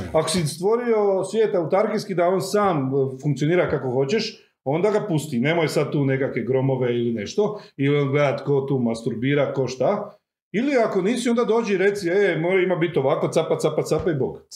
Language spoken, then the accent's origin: Croatian; Croatia; Ja sam iz Miholjca, moji imaju krave.